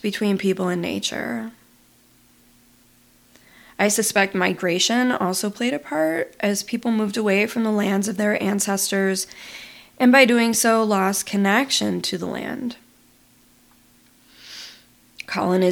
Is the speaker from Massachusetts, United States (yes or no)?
no; Buffalo, New York, United States; moved away as an adult; I grew up in Buffalo, New York